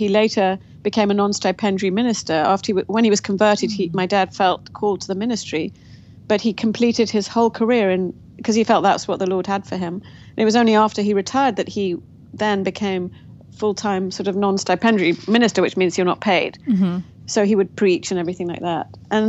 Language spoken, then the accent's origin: English; Kampala, Uganda; born there; also born or lived in Nairobi, Kenya / England; I was born in Kampala, Uganda, to young parents, the oldest of four little girls. And so my first 4 years of life were in Kampala, then Nairobi.